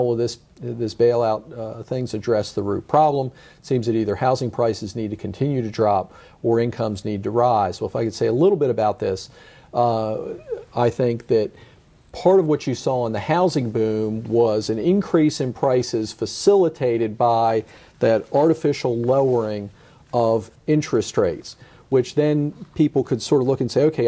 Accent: Washington, District of Columbia, United States; the neighborhoods where I grew up in the Washington, D.C. suburbs

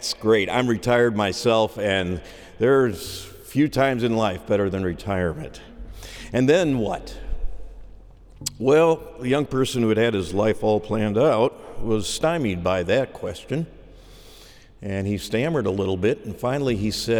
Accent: just outside of Chicago, Illinois, United States; I grew up just outside of Chicago, 211th Street to be exact

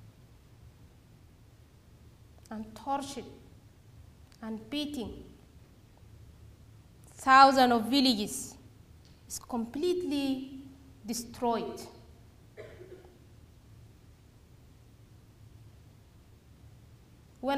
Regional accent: Darfur, Sudan; moved away as an adult; I was being raised and born in Darfur

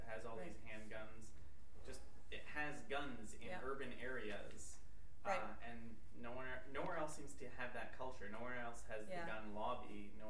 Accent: Canada; now in United States; I come from Canada

